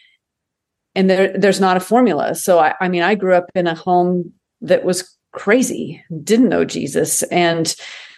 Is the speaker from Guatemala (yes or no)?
no; United States; as American Christians